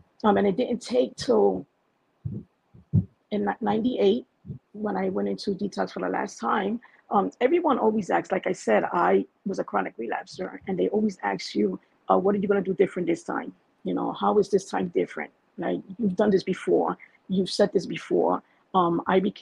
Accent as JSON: {"language": "English", "town": "New York City", "region": "New York", "country": "United States", "tie": "born or raised there", "moved": "as an adult", "lives_now": "New Jersey, United States", "said": "I'm from Bushwick, Brooklyn, born and raised there. I didn't come to Jersey till I was 32"}